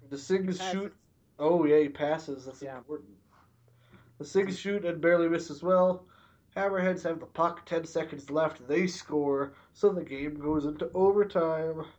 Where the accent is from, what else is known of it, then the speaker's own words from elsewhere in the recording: Canada; I'm Canadian